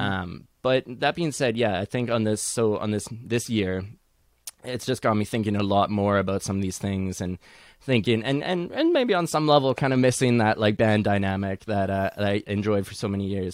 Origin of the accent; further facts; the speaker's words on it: Edmonton, Alberta, Canada; now in Toronto, Canada; even though I'm, I'm based in Toronto, I, I am originally from Edmonton.